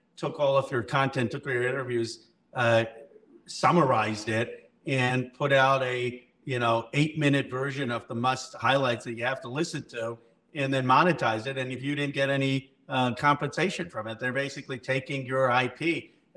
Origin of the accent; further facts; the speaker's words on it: Philadelphia, Pennsylvania, United States; I was born in Philadelphia in 1976